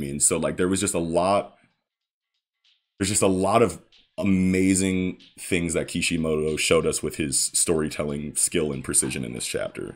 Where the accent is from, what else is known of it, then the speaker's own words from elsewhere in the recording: United States; I'm an American